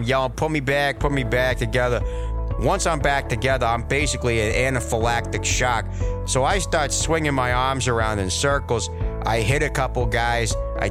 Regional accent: Woonsocket, Rhode Island, United States; I'm from Woonsocket, Rhode Island.

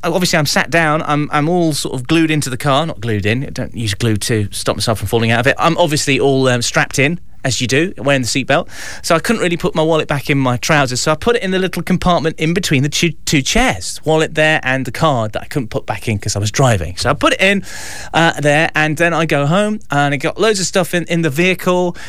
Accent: Mansfield, East Midlands, United Kingdom; my hometown radio station here in in Mansfield

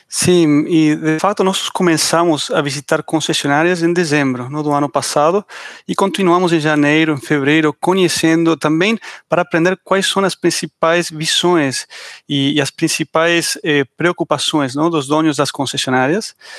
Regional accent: Argentina; accent: Argentine; Portuguese is a second language

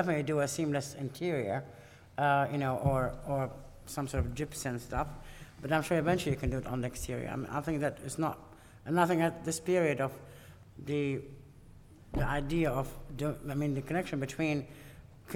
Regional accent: Iraq; moved away; I come from Iraq

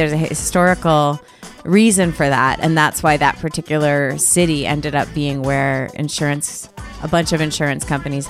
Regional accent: Hartford, Connecticut, United States; now in Los Angeles, United States; I grew up in Hartford, Connecticut, which is called the insurance capital of the world.

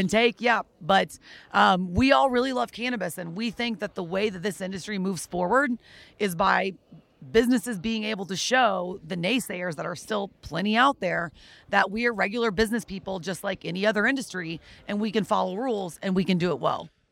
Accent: Texas, United States; I am personally from Texas

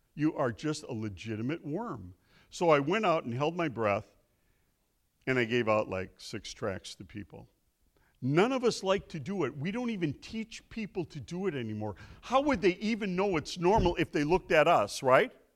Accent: Milwaukee, Wisconsin, United States; I'm from Milwaukee

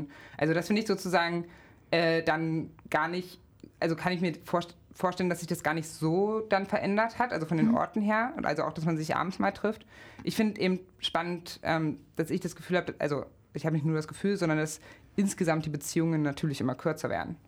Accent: Magdeburg, Saxony-Anhalt, Germany; also born or lived in Gardelegen; now in Leipzig, Germany; bin geboren 1990 in Gardelegen in Sachsen-Anhalt, aufgewachsen in Magdeburg

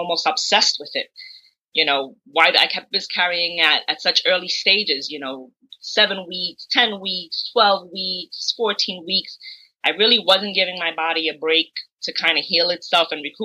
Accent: New York City, New York, United States; I've been born and raised in Brooklyn, New York

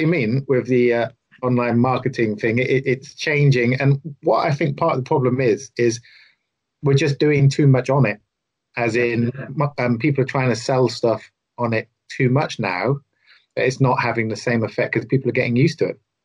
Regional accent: the south of England, United Kingdom; as a southerner

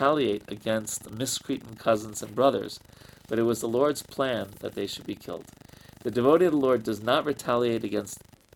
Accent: New York, United States; I'm a city dweller. I'm from New York

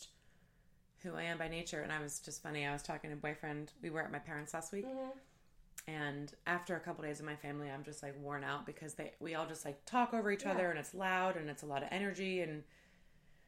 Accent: New Jersey, United States; I'm from New Jersey.

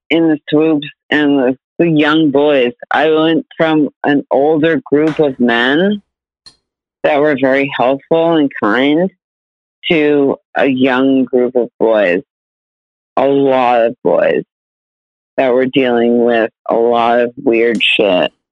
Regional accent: New Hampshire, United States; I'm from New Hampshire. Yeah, we live free or die.

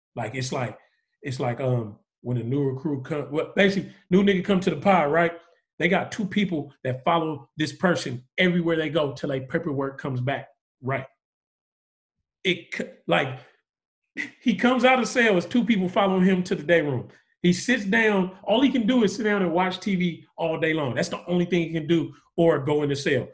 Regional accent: the Bay Area, California, United States; I'm from the Bay

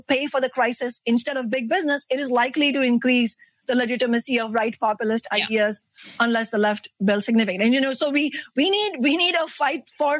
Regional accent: India; now in Seattle, United States; the experience of growing up in India

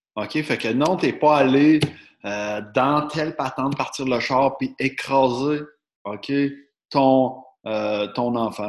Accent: Quebec, Canada; on est des Québécois

